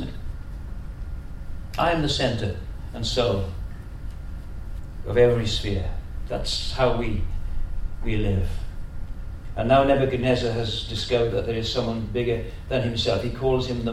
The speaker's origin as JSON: {"language": "English", "area": "Welsh", "region": "Wales", "country": "United Kingdom", "also_born_or_lived": "London", "moved": "yes", "lives_now": "Australia", "said": "We're Welsh. All my kids have got Welsh names. They were born in London."}